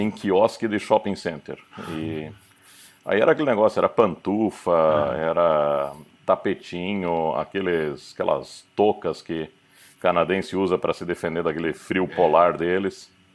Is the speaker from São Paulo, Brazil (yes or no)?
no; Curitiba, Paraná, Brazil; now in Germany; meus, meu pai nascido em Curitiba, minha mãe veio do Paraguai para o Brasil. É, mas sou, sou um daqueles curitibanos orgulhosos da cidade, assim, bem bairrista. Fala vina, fala leite quente